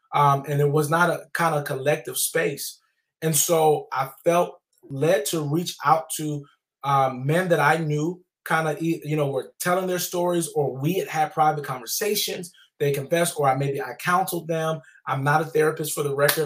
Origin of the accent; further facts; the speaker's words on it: the South, United States; I grew up in the South